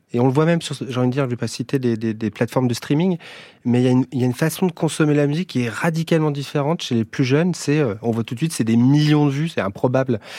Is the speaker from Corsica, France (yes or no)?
no; Brest, Brittany, France; also born or lived in Paris; now in Bourges, France; je viens de Brest, j'habite à Bourges, je navigue entre Bourges et Paris